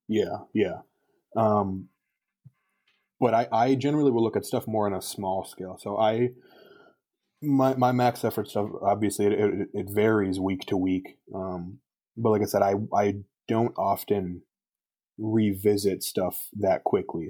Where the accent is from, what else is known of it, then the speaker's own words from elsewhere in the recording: Wisconsin, United States; my hometown in Wisconsin